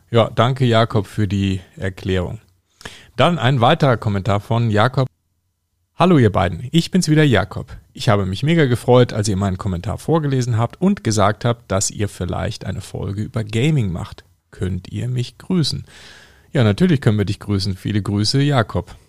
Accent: North Rhine-Westphalia, Germany; da wo ich aufgewachsen bin, am, am, Niederrhein

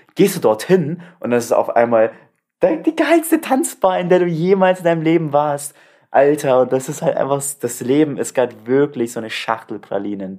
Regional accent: Turkey; moved away; Ich habe meine Heimat gesehen

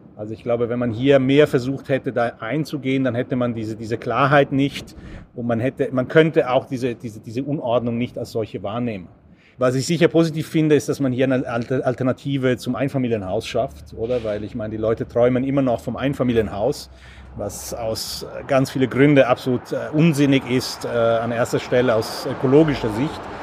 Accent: Italy; moved away; ich bin in Italien aufgewachsen

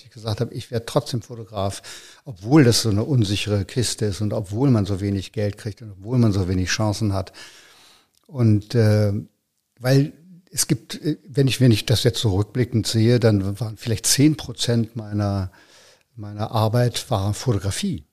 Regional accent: Berlin, Germany; also born or lived in Eichsfeld; Ich bin in Berlin aufgewachsen, ja. ja. Ich bin geboren in, in, äh, in, in Eichsfeld

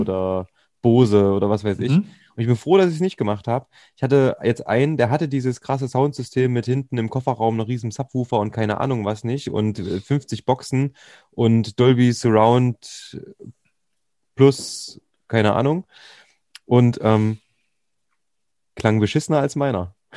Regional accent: Thuringia, Germany; Bei uns in Thüringen

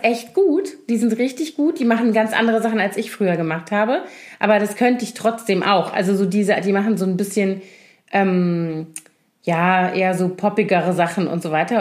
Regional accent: Koblenz, Rhineland-Palatinate, Germany; born or raised there; moved away

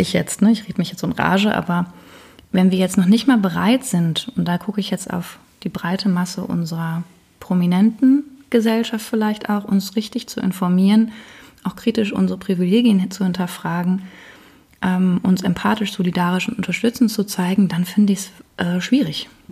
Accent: Germany; als Deutsche, ich die hier sitze

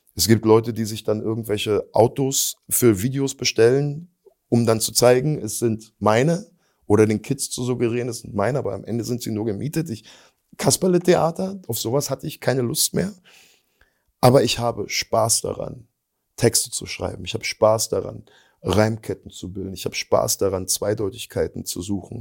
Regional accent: eastern Germany, Germany; wir kommen zwar aus dem Osten

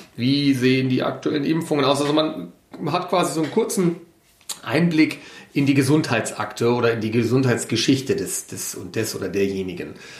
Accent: Ruhr area, North Rhine-Westphalia, Germany; moved away as an adult; now in Munich, Germany; nach München entsandt worden, habe dann hier mein Studium absolviert, bin nicht ins Ruhrgebiet traurigerweise manchmal zurückgekehrt

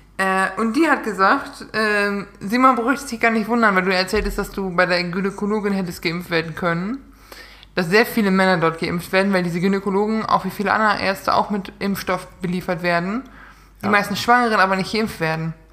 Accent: Münsterland, North Rhine-Westphalia, Germany; ich komme ja aus NRW aus Münsterland.

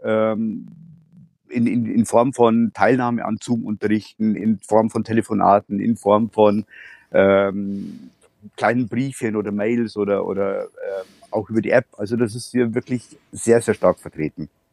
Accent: Bavaria, Germany; ich bin aus Bayern. Ich wohne in der Nähe von Passau

